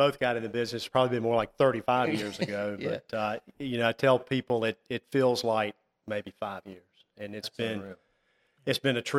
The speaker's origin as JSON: {"language": "English", "town": "Fuquay-Varina", "region": "North Carolina", "country": "United States", "tie": "born or raised there", "said": "I grew up in Fuquay. I tell folks we used to grow tobacco. Now they grow houses"}